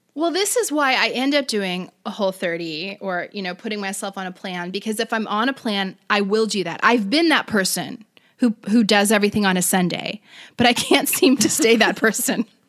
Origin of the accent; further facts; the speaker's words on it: Florida, United States; now in California, United States; I'm from Florida. I go back home